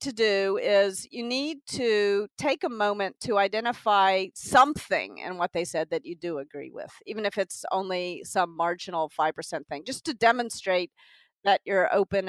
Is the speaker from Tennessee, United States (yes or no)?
yes; Tennessee, United States; also born or lived in New York; now in California, United States; I'm from Tennessee